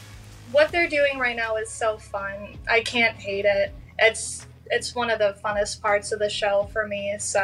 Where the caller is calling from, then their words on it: Wyandotte, Michigan, United States; Yeah, I'm in Wyandotte. If you're from Detroit, if I said I was from Detroit, that would be a big crime.